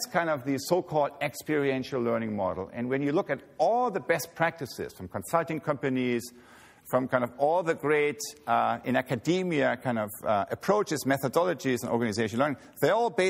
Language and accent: English; Germany; moved away as an adult; now in United States; I grew up near Hamburg